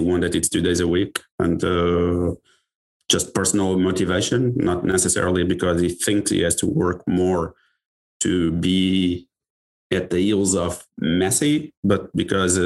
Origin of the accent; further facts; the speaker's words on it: Lisbon, Portugal; I'm from Lisbon.